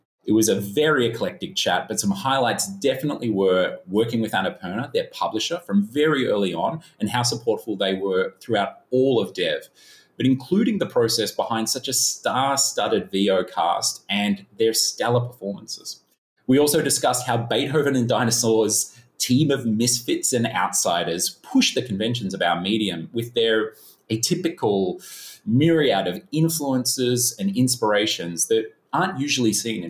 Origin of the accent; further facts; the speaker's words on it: Melbourne, Victoria, Australia; Johnny hails from my hometown, Melbourne.